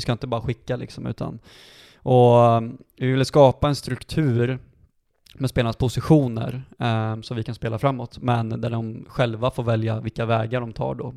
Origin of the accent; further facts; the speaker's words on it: Dalsland, Västra Götaland, Sweden; now in Sandviken, Sweden; sen så började jag gå tränarutbildningar hemma i Dalsland när jag var 15-16 år